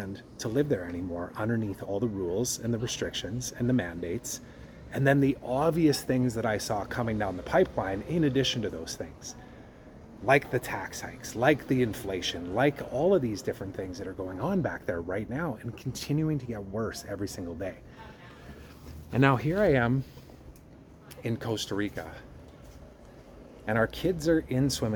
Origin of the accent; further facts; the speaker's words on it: Canada; my home country